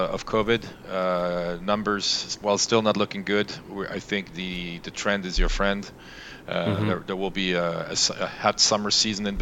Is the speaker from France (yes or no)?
yes; France; moved away as an adult; also born or lived in Los Angeles, United States; I was born and raised in France, half French, half German upbringing